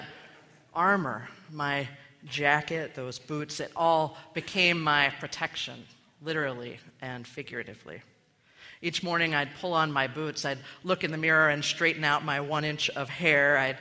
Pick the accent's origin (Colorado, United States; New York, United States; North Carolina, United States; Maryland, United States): Maryland, United States; moved away as an adult; I had left my hometown in Maryland a few months before to go to college